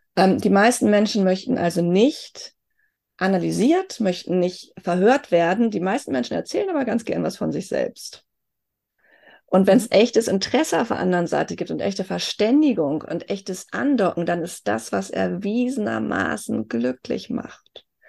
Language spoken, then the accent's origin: German; Germany; Wenn mich jemand fragt, wo kommst du her, sage ich, Deutsche